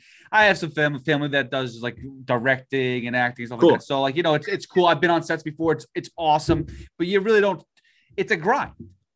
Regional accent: Sacramento, California, United States; I grew up in Sacramento.

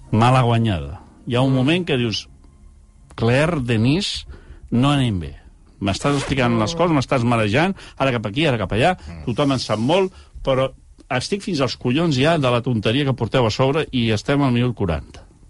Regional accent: Barcelona, Catalonia, Spain; com a barcelonins

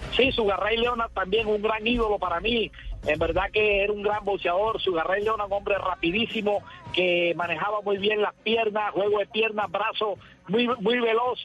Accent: Córdoba, Colombia; para Córdoba, para mi tierra natal

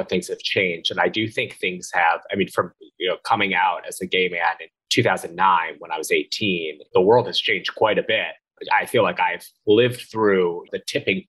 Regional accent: Philadelphia suburbs, Pennsylvania, United States; moved away as an adult; also born or lived in Washington, D.C. / Brooklyn, New York; I grew up in Philadelphia suburbs, went to Georgetown, very sort of blue environment, lived in Brooklyn

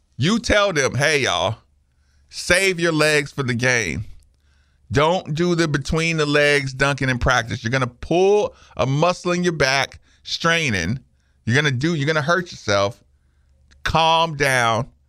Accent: Asheville, North Carolina, United States; I'm from Asheville, North Carolina

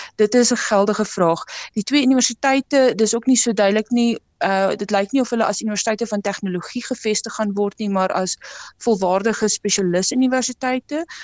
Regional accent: South Africa

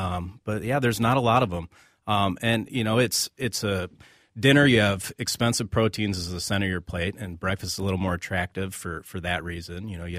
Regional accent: Naperville, Illinois, United States; moved away; I grew up outside of Chicago in Naperville, Illinois.

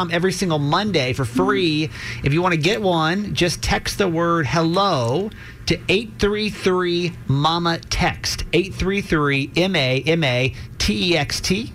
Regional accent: Georgia, United States; I grew up in Georgia

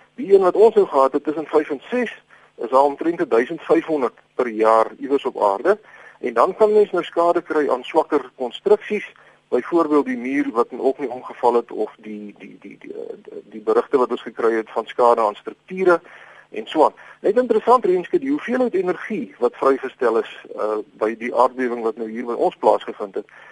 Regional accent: Florida, Gauteng, South Africa; Ek onthou ek het toe ek jonk was in Florida gebly in, in my ouers in op die Wesrand.

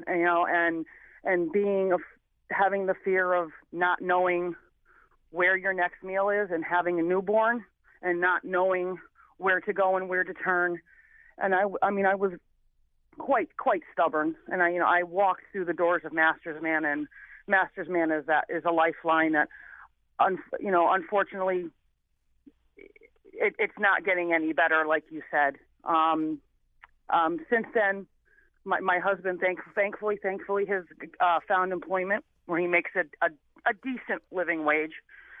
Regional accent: New Haven, Connecticut, United States; I came from New Haven, Connecticut, with, you know, a single mother trying to make it, in the late 70s, early 80s.

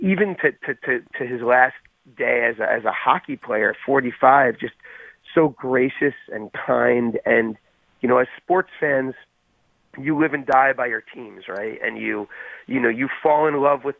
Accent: Long Island, New York, United States; I'm from Long Island

